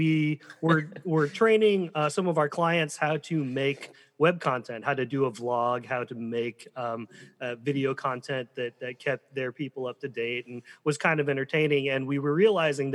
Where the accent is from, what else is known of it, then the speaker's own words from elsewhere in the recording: Colorado, United States; also born or lived in South Korea; now in Michigan, United States; I originally grew up in Colorado